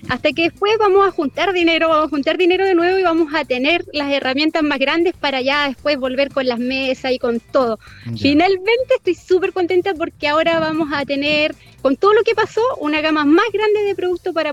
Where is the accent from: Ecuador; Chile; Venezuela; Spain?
Chile; Concepción, Biobío; moved away as an adult; now in Chillán, Chile; yo soy penquista, sí. Ah, llevo, llevo un año y medio acá en Ñuble.